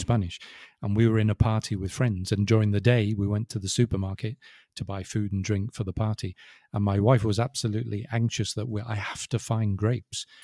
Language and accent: English; England, United Kingdom; I'm English